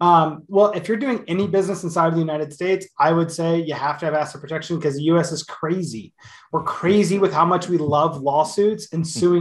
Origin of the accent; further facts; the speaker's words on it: Canada; Yeah, so as a Canadian and anybody that's in Canada that wants to protect themselves